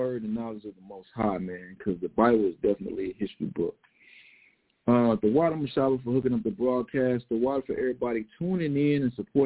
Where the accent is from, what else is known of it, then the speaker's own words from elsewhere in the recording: United States; us growing up in American culture